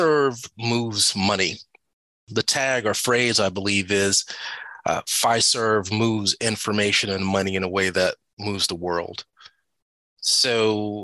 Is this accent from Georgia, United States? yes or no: yes; Atlanta, Georgia, United States; I'm from Atlanta, born and raised, moved away, came back